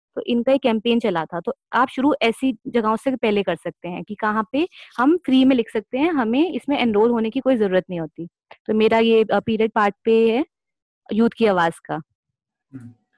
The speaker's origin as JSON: {"language": "Hindi", "region": "Delhi", "country": "India", "said": "मैं दिल्ली से हूँ"}